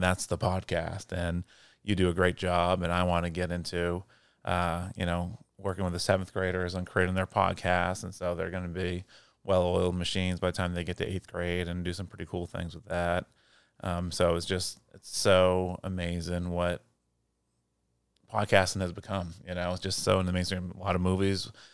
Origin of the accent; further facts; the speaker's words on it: Portland, Maine, United States; moved away; I grew up in Portland, Maine